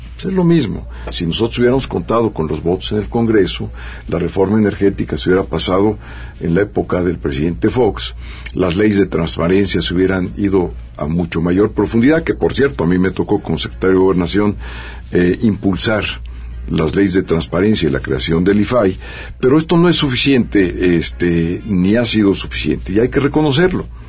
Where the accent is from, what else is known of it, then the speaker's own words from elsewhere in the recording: Mexico; los consumidores mexicanos pagamos precios mucho más altos